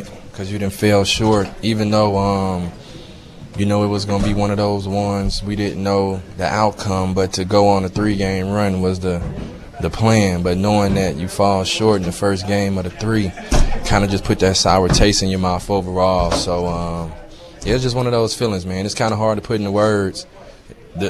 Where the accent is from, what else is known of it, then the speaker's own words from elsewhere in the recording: the South, United States; I'm from the South